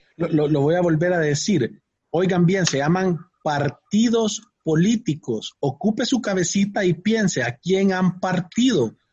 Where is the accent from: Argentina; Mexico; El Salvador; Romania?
El Salvador; como salvadoreños